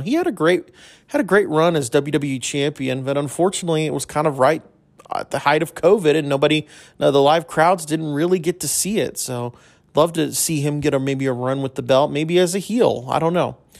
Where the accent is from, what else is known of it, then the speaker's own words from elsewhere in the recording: El Paso, Texas, United States; I grew up in El Paso, grew up a U T E P basketball fan